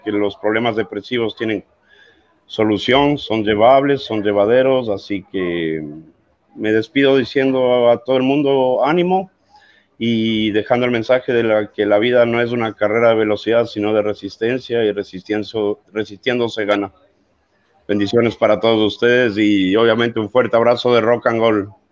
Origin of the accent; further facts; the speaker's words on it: Ecuador; now in Argentina; soy ecuatoriano